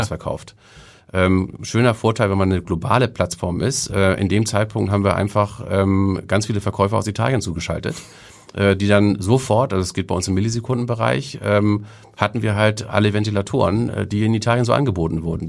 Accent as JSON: {"language": "German", "town": "Kiel", "region": "Schleswig-Holstein", "country": "Germany", "tie": "born or raised there", "also_born_or_lived": "Hamburg", "lives_now": "Reinbek, Germany", "said": "ich bin in Kiel groß geworden, bis ich ähm, in die sechste Klasse kam oder okay. fünfte Klasse kam. Ähm, und ähm, dann, äh, weil mein Vater einen neuen Job bekommen hatte, sind wir nach Oldenburg und Holstein umgezogen"}